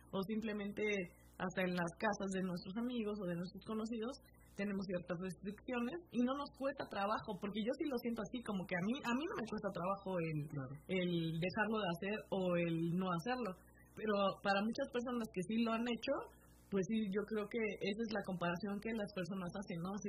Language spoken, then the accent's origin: Spanish; Mexico; yo siento que nosotros como mexicanos